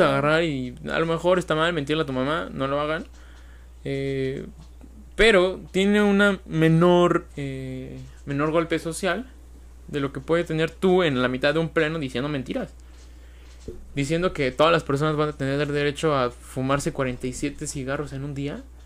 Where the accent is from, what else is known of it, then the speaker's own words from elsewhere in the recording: Mexico; los mexicanos somos